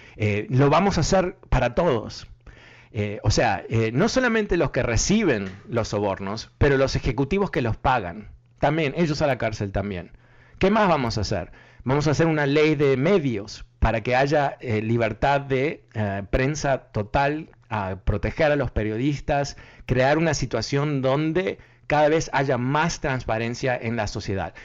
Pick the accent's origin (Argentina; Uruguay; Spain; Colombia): Uruguay; soy uruguayo